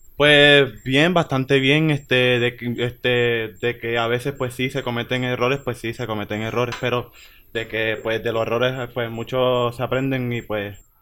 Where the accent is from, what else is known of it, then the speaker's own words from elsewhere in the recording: Utuado, Puerto Rico; Soy de Utuado Vive Arriba.